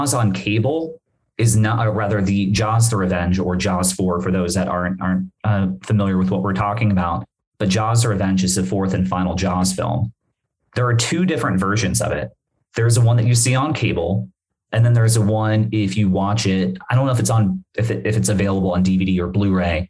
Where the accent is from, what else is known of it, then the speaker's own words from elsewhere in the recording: Bermuda; moved away; I'm from Bermuda. I'm from the islands.